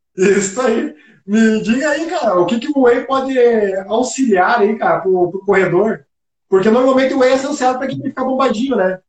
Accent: Passo Fundo, Rio Grande do Sul, Brazil; Eu também sou de Passo Fundo

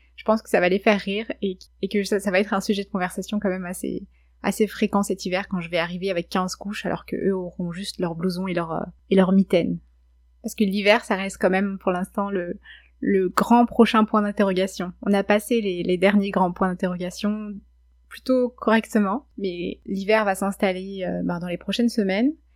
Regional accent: France; accent: French; moved away as an adult; now in Quebec, Canada; mon accent français

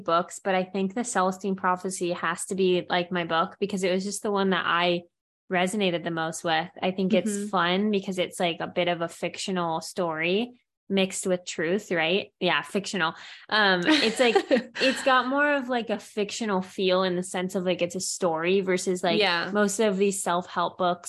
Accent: Santa Barbara, California, United States; born there; this church is an amazing place that I was born in Santa Barbara in California.

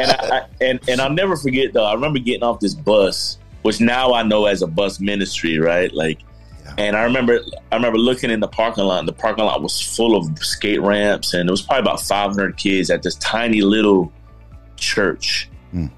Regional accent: Miami, Florida, United States; moved away; also born or lived in Georgia; myself, grew up in South Florida. I grew up in Miami, Florida

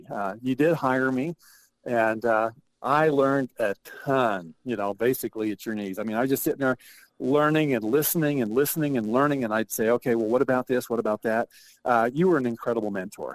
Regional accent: Bear Lake, Idaho, United States; growing up in Bear Lake

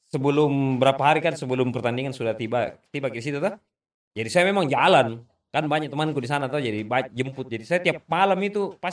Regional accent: Makassar, South Sulawesi, Indonesia; Itu kita buktikan tuh untuk kita anak Makassar waktu akhirnya Liverpool datang ke Jakarta tahun

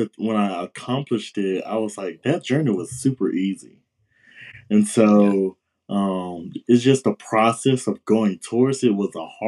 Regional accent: Batesville, Mississippi, United States; also born or lived in Tupelo, Mississippi / Oxford, Mississippi / Memphis, Tennessee

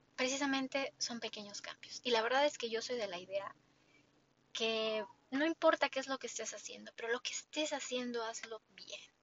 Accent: Mexico; yo como mexicana

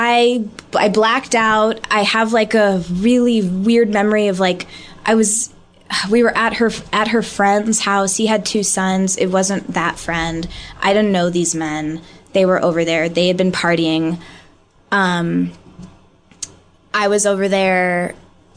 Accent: St. Louis, Missouri, United States; moved away as an adult; also born or lived in Chicago; now in Los Angeles, United States; I'm growing up in St. Louis, Missouri

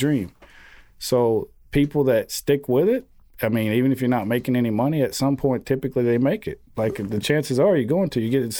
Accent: Georgia, United States; I grew up in a small town in Georgia. Yeah, I think I graduated like less than 100 kids, man.

